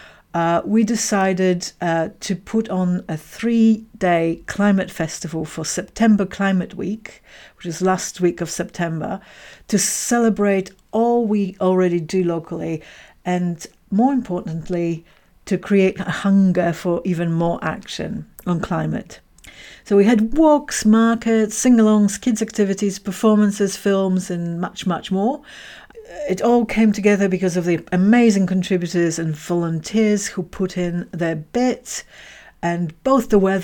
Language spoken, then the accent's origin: English; Tayport, Scotland, United Kingdom; my community in Tayport